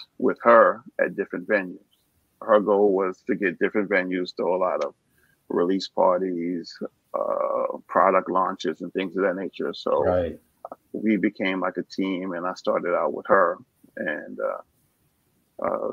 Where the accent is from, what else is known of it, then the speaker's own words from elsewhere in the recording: New York City, New York, United States; I'm originally from New York, born and raised in the Bronx